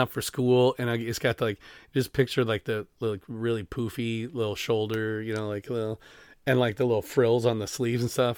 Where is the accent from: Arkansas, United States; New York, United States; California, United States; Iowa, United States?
Iowa, United States; Denver; also born or lived in Sumner, Iowa / Vinton, Iowa; I am from Denver